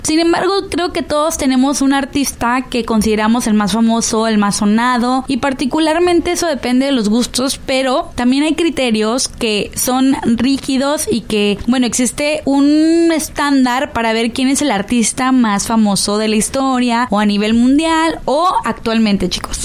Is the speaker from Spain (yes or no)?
no; Sinaloa, Mexico; nosotros como sinaloenses